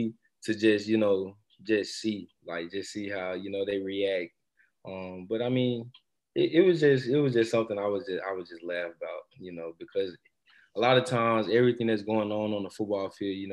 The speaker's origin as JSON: {"language": "English", "region": "Mississippi", "country": "United States", "moved": "as an adult", "lives_now": "New Orleans, United States", "said": "I'm from Mississippi, but we celebrate Mardi Gras"}